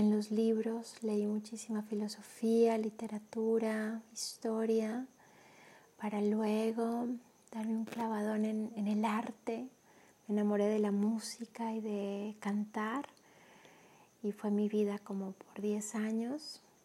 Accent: Colombia; moved away as an adult; now in Mexico; Soy colombiana. Desde el 2013 vivo en México.

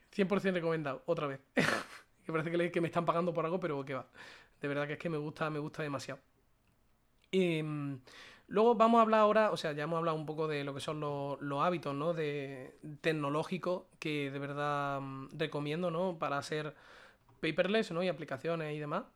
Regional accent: a small town in Córdoba, Andalusia, Spain; also born or lived in Málaga; lo estoy pasando en mi casa, que es un pueblecito de Córdoba. En mi pueblo

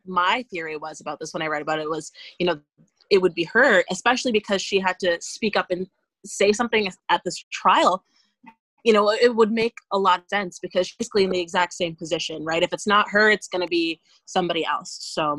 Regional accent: Nova Scotia, Canada; He's Black, and we're from Nova Scotia.

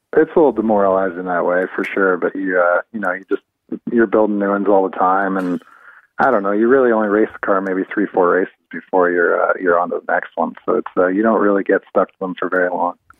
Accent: London, Ontario, Canada; I'm from I'm actually from Ontario, from London originally

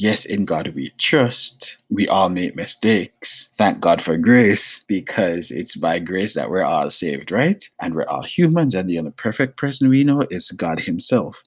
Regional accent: Jamaica; moved away; I'm Jamaican

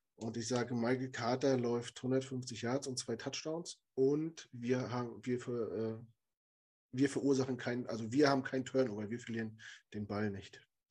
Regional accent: Germany; als Deutscher

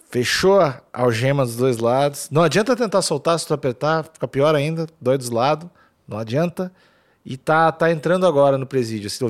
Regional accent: São Paulo, Brazil; accent: Paulista; Eu falo com sotaque paulista ainda.

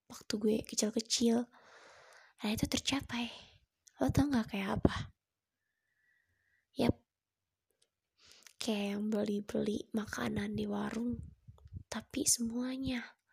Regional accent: Padang, West Sumatra, Indonesia; Ya gue orang Padang

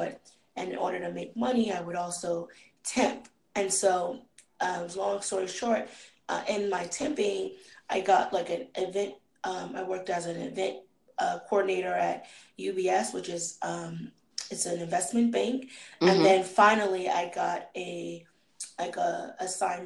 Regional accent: Boston, Massachusetts, United States; moved away as an adult; also born or lived in Virginia; I'm not from Virginia, I'm actually from Boston.

